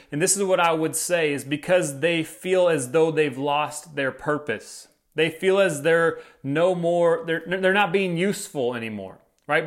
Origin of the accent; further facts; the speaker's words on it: United States; as American citizens